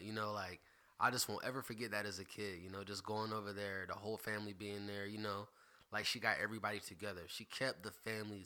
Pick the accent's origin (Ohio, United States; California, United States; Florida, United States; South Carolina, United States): South Carolina, United States; Greenville; I'm from Greenville, South Carolina. Born at Greenville Memorial